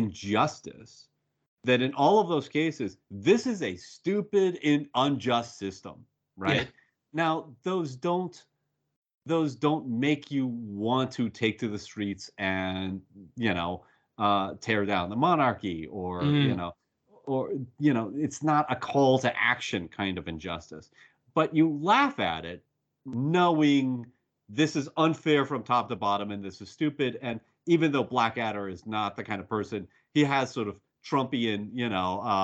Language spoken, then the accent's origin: English; United States; my response as an American